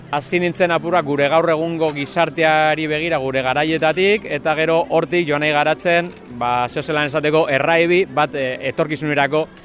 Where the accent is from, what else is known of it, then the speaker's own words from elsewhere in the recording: Mundaka, Basque Country, Spain; also born or lived in Bilbao; mundakarra nahi. Historia luzia da, nungo nese eh, Bilbon jaioa, baina bueno, ni mundakartzateko te neure burue